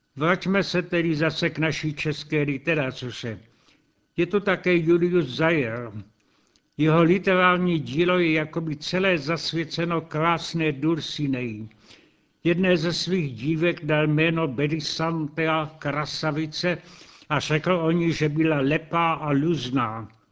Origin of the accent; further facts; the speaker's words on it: Czechia